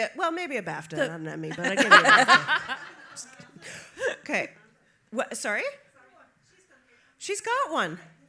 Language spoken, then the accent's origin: English; United States; Because I'm American.